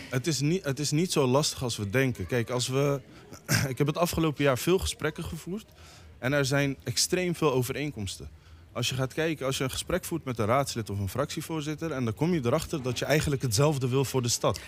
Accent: The Hague, South Holland, Netherlands; Ik praat als inwoner van Den Haag.

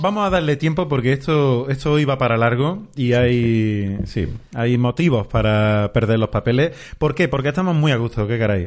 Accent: Andalusia, Spain; somos todos andaluces

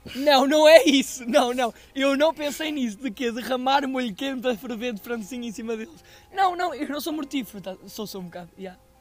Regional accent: Aveiro, Centro, Portugal; eu sou da Aveiro

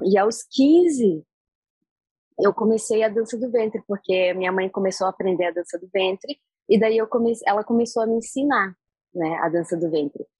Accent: Brazil; now in Egypt; eu sou brasileira

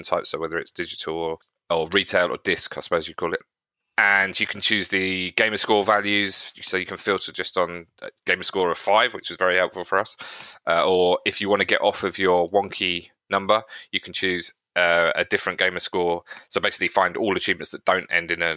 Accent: East Grinstead, South East England, United Kingdom; born or raised there

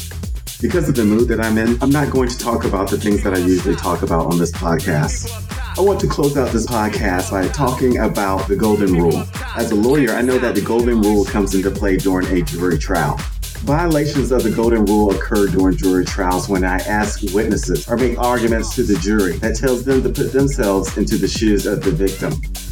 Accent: United States; now in Florida, United States; One of the things I love most about being an American

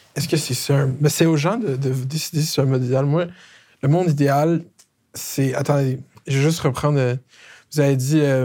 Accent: Laval, Quebec, Canada; je viens de Laval, originaire de Laval

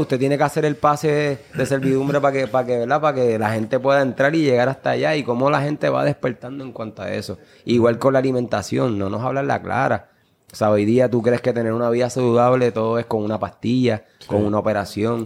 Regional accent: Puerto Rico; como jóvenes puertorriqueños

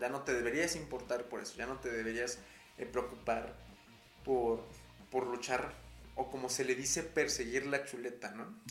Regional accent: Mexico

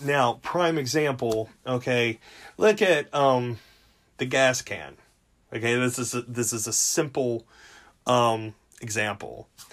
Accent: United States; we're all American

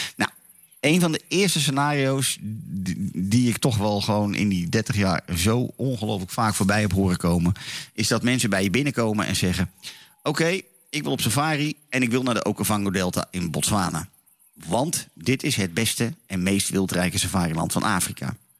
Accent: Laren, North Holland, Netherlands; Zoals altijd vanuit mijn geboortedorp in het altijd zonnige Laren, Noord-Holland

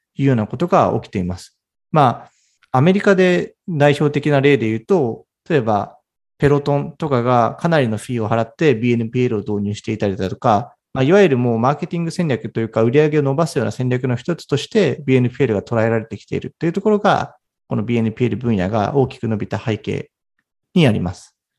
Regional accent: Japan; 私は東京のベンチャーキャピタルで働いている日本出身

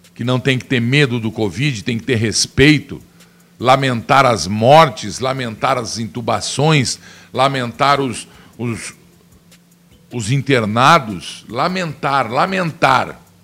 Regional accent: Piracicaba, São Paulo, Brazil; eu sou de Piracicaba, eu conheço muito ali

